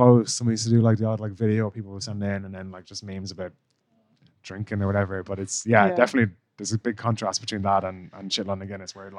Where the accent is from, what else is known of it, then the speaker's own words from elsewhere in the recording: Ireland; now in London, United Kingdom; I'm Irish